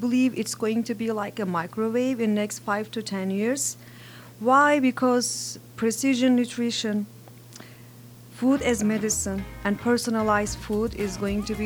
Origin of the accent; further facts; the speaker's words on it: Turkey; now in Indiana, United States; I'm originally from Turkey